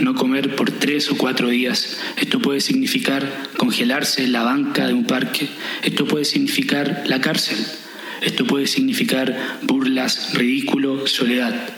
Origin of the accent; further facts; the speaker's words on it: Viña del Mar, Valparaíso, Chile; moved away; also born or lived in France; soy de Viña del Mar y eso no significa nada, soy de Chile